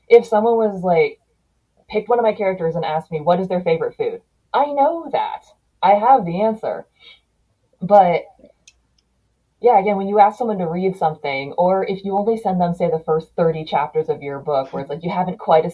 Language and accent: English; United States; I grew up here in the United States